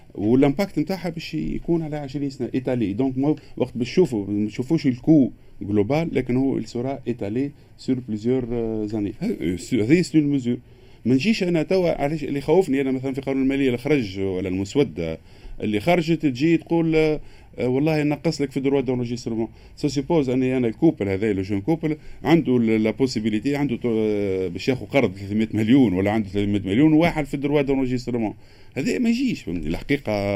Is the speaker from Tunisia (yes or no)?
yes; Tunisia; عندنا في تونس